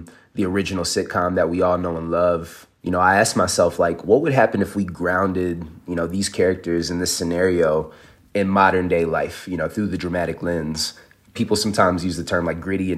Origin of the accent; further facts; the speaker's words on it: Midwest, United States; growing up in the Midwest